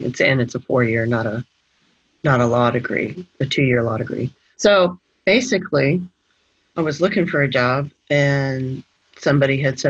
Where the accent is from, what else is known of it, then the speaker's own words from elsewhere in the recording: Alabama, United States; moved away; So I grew up in Alabama and didn't really have much exposure, obviously, to the Southwest border. And I am not Hispanic. I'm a white woman.